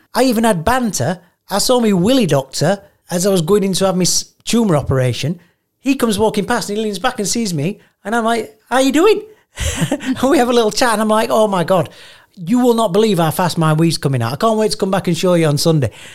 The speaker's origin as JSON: {"language": "English", "country": "United Kingdom", "said": "I'm so British"}